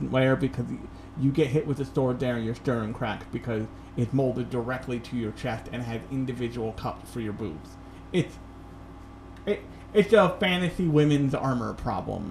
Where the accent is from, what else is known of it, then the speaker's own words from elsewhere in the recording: United States; as an American